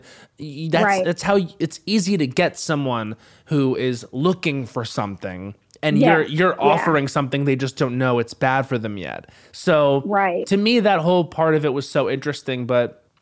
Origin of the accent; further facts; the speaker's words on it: Long Island, New York, United States; now in Los Angeles, United States; I'm from Long Island originally.